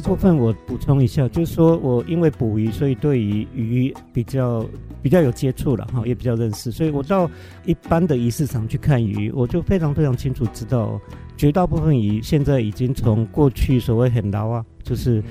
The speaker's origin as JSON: {"language": "Chinese", "region": "Hualien County", "country": "Taiwan", "tie": "born or raised there", "said": "花莲土生土长的"}